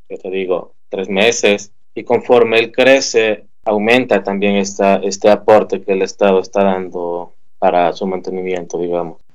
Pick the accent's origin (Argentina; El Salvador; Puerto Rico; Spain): El Salvador; moved away as an adult; now in Sicily, Italy; nacido en El Salvador y vivo en Italia, en Sicilia, de hace cuatro años ya.